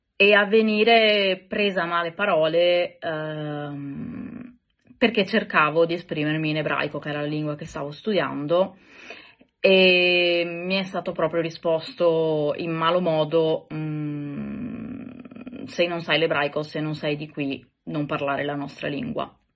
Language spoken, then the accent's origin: Italian; Italy; moved away; also born or lived in Greece; nel mio paese, quindi in Italia